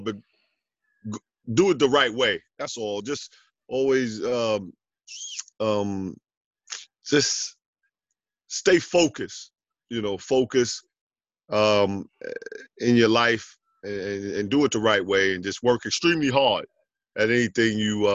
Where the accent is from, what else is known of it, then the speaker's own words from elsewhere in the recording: New York City, New York, United States; also born or lived in Jamaica, Queens / Lefrak City, Queens; I grew up in Jamaica, Queens, and then I moved over to Left Rack City.